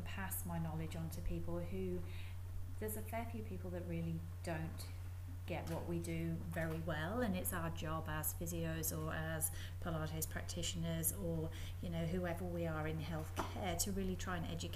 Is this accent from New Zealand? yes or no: no; Coventry, West Midlands, United Kingdom; moved away as an adult; also born or lived in Middlesbrough, England / Saudi Arabia; now in Perth, Australia; I was born and raised in Coventry, which is in the middle of the UK